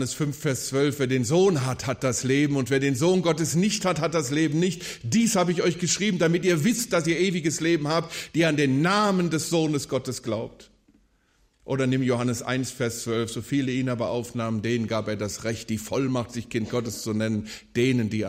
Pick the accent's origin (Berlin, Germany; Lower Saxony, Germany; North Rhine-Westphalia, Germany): North Rhine-Westphalia, Germany; Wuppertal; 900-Seelendorf und in einem solchen Dorf ticken die Uhren natürlich anders als in der Großstadt Wuppertal, wo ich aufgewachsen bin.